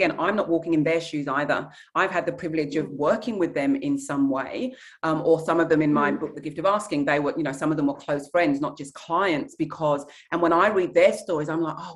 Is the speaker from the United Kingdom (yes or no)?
yes; England, United Kingdom; my heritage is Nigerian, where women are not quiet and they are not meek. But I was raised in England